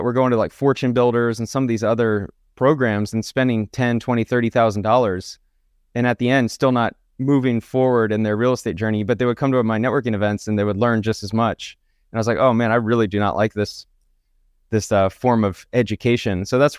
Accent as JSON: {"language": "English", "town": "Kennesaw", "region": "Georgia", "country": "United States", "tie": "born or raised there", "said": "Born in Kennesaw, Georgia, which is a suburb of Atlanta, really nice suburb area. And so I grew up in Georgia, lived there until really I graduated college from Georgia Southern University."}